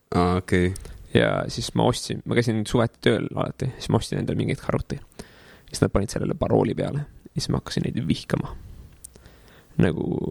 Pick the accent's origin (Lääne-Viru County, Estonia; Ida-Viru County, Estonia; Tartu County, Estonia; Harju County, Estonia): Harju County, Estonia; Tallinn; born or raised there; also born or lived in Paide